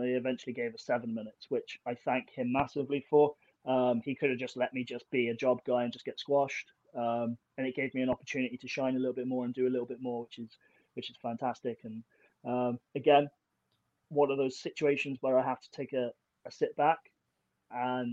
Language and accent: English; Plymouth, South West England, United Kingdom; it was in my hometown